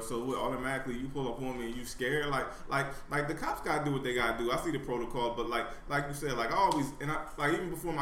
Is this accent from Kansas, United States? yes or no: no; Camden, New Jersey, United States; I grew up in Camden.